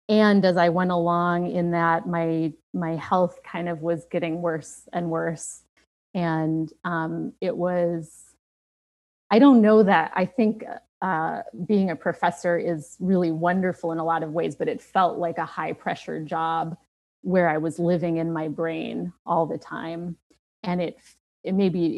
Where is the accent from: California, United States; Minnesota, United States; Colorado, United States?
Minnesota, United States; moved away; although I don't live there now, I'm from Minnesota